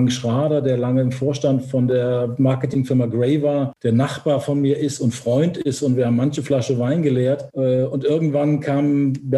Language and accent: German; Cologne, North Rhine-Westphalia, Germany; accent: Cologne; dann war es ja auch ein Schritt zurück ins Rheinland, wo ich ja herkomme. Ich komme ja aus Köln. Man hört es wahrscheinlich auch an meinem Kölner Singsang so ein bisschen.